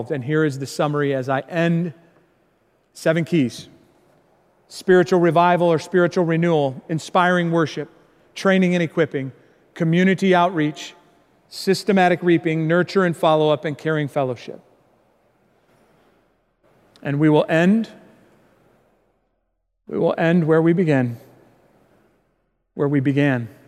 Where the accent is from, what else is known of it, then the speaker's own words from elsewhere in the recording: Indiana, United States; born there; also born or lived in Chicago, United States; I was born in Indiana, lived a lot of my life in the Chicago area